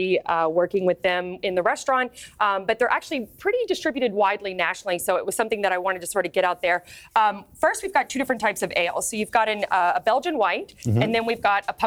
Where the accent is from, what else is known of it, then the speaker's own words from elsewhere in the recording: Louisville, Kentucky, United States; my hometown of Louisville, Kentucky.